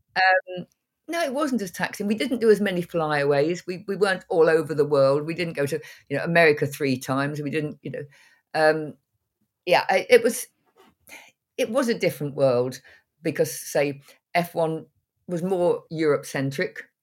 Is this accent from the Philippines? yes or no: no; North Cambridgeshire, East of England, United Kingdom; moved away as an adult; I was born very near to where I'm sitting now. I, I went away, went around the world, and then came back